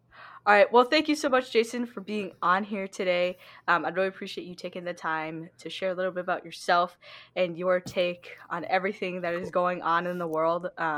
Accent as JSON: {"language": "English", "country": "China", "said": "since people know that I am from China, some people I could tell they were just, like, taken back"}